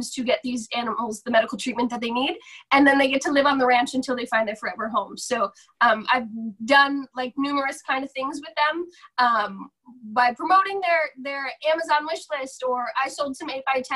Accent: Jefferson Township, New Jersey, United States; moved away; I grew up in Jefferson Township, which gets split into like two smaller towns.

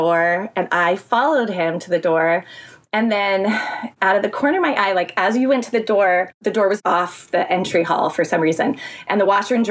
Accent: Thousand Oaks, California, United States; I'm born and raised in California

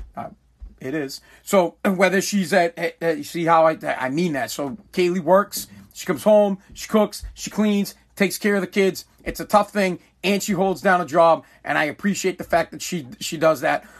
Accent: United States; I believe I am more American than America

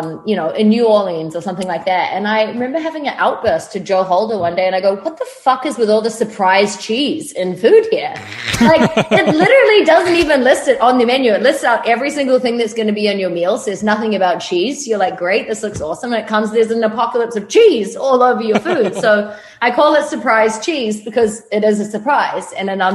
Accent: New Zealand; moved away; I grew up in New Zealand on a farm

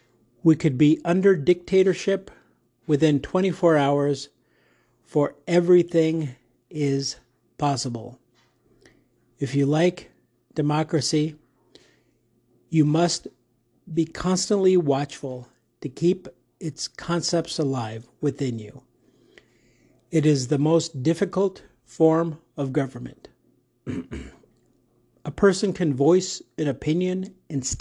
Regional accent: United States; I am in America, I'm in Arizona, and I'm unapologetically American, American pride

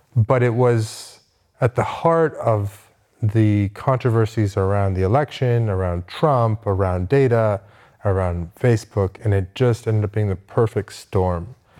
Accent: Westchester, New York, United States; born or raised there; moved away

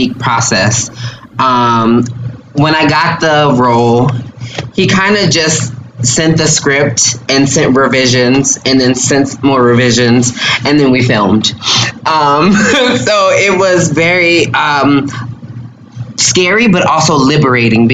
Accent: Louisiana, United States; I'm from Louisiana. We love spicy

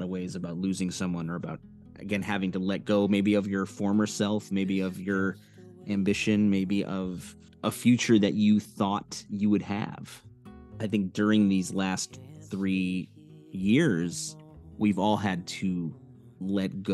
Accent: Evanston, Illinois, United States; moved away; my hometown, Evanston Space in Chicago

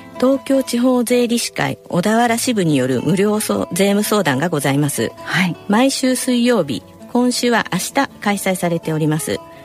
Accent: Shizuoka, Japan; moved away; 静岡の実家に帰省する予定でおります

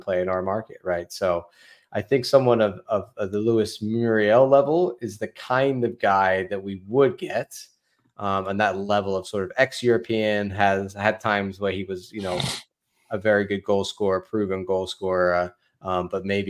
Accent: Wiltshire, South West England, United Kingdom; I'm actually from Wilshire

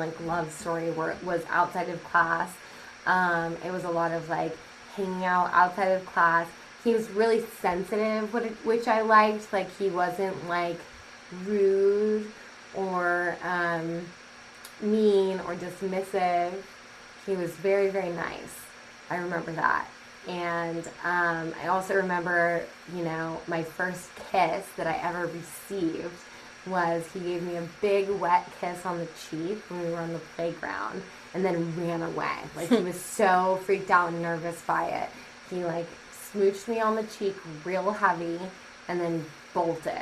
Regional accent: Sacramento, California, United States; I was born and raised in Sacramento, and I was raised in a neighborhood called River Park.

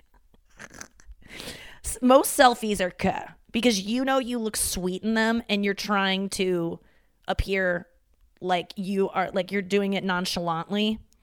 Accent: St. Louis, Missouri, United States; moved away; my hometown

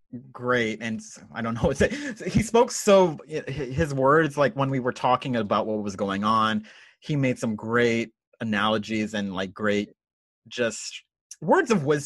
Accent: San Antonio, Texas, United States; I'm San Antonio.

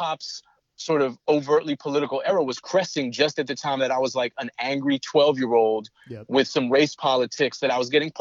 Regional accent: Boston, Massachusetts, United States; I'm from Boston

